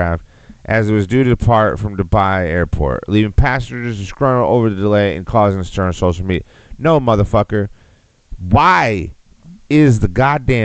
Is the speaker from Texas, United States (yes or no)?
yes; Texas, United States; now in Austin, United States